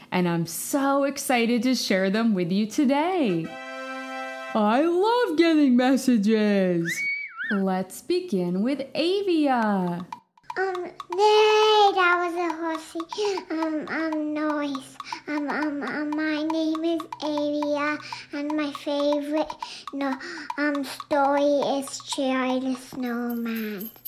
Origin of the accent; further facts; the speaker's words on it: Australia; I'm five years old. I am from Australia.